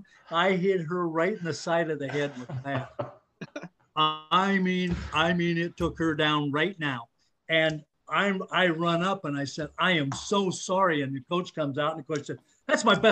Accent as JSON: {"language": "English", "town": "Algona", "region": "Iowa", "country": "United States", "tie": "born or raised there", "also_born_or_lived": "Storm Lake", "said": "when we grew up in Algona, they didn't even have girls basketball."}